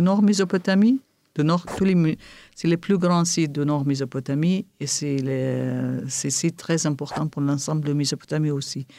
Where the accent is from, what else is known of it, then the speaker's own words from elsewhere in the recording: Kirkuk, Kirkuk Governorate, Iraq; first language Kurdish; French is a second language; now in Erbil, Iraq; je suis originaire de Kirkuk.